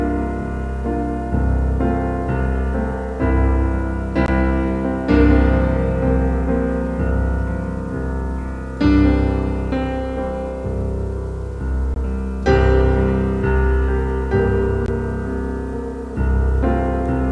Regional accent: New York, United States; I'm from New York

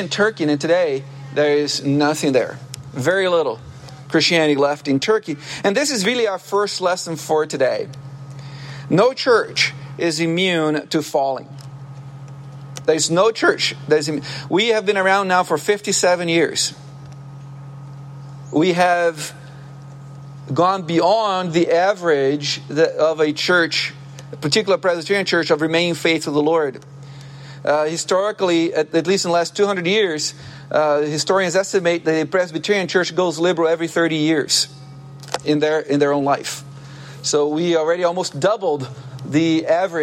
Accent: Brazil; moved away; I used to work as a lifeguard growing up in Brazil on the beach, the ocean

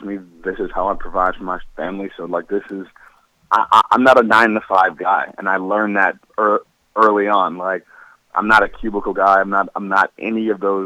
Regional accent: Cleveland, Ohio, United States; I'm Cleveland born and raised.

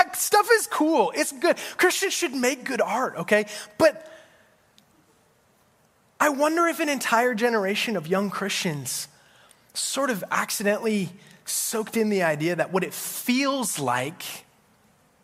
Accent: Colorado Springs, Colorado, United States; I grew up in Colorado Springs, Colorado

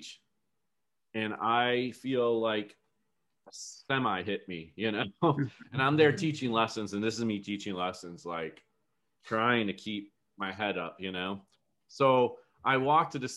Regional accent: outside of Buffalo, New York, United States; I grew up in outside of Buffalo, New York, so Western New York area

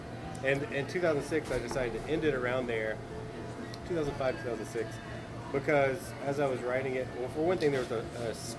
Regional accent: Valdosta, Georgia, United States; moved away as an adult; now in Gainesville, United States; I was born and raised in Valdosta, Georgia.

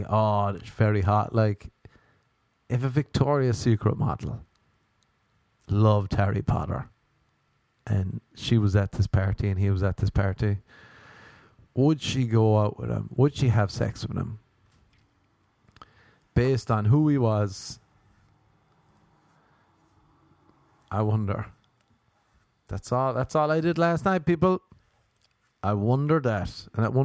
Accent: Ireland; moved away as an adult; now in United States; growing up in Ireland

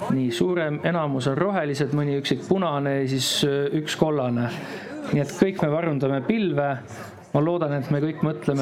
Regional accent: Estonia; me oleme eestlased

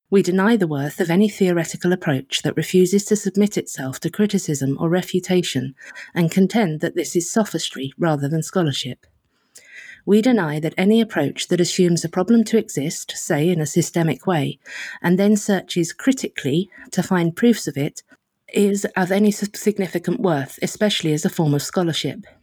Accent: United Kingdom; as a British liberal

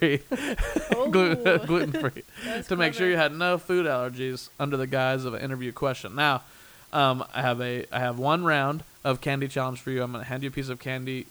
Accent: Midwest, United States; now in Los Angeles, United States; we're both from the Midwest

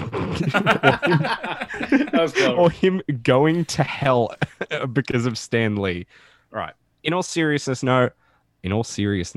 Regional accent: Australia

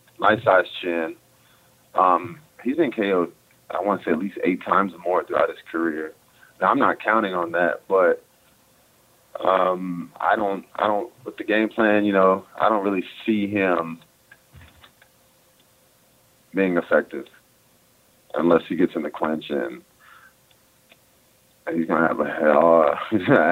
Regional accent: North Carolina, United States; now in Dallas, United States; I'm from North Carolina

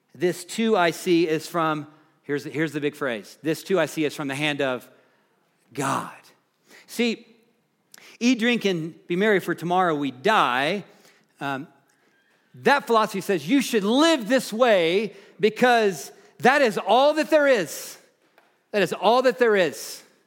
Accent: Nashville, Tennessee, United States; moved away; I grew up in the Nashville, Tennessee area

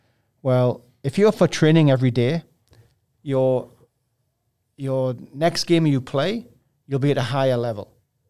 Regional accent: England, United Kingdom; I watched him as a kid growing up in England.

